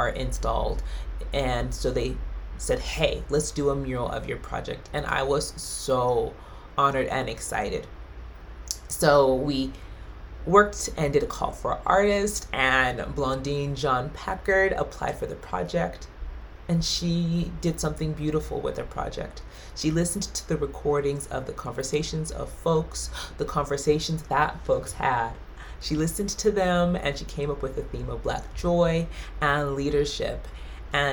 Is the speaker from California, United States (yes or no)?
yes; California, United States; moved away as an adult; now in Utah, United States; I'm from California